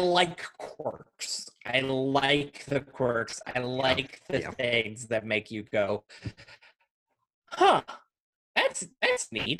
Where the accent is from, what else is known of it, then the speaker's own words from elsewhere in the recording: Grant County, Kentucky, United States; also born or lived in Virginia; no one in Virginia knew I was from Grant County